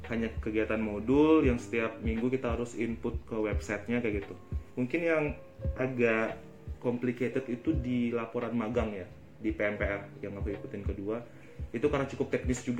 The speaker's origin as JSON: {"language": "Indonesian", "region": "Bali", "country": "Indonesia", "said": "Dan aku dari Bali jadi ya"}